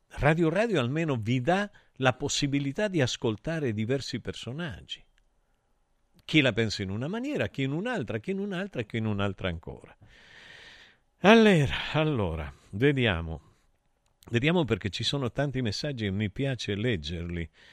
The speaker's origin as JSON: {"language": "Italian", "country": "Argentina", "tie": "born or raised there", "moved": "yes", "lives_now": "Italy", "said": "io sono vissuto in Argentina e noi giocavamo solo alla pelota"}